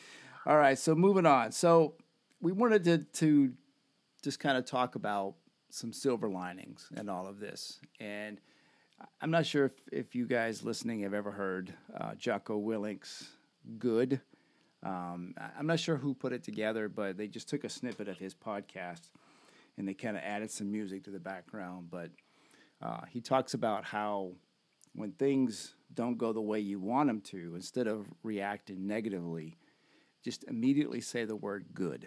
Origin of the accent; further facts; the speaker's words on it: United States; We're American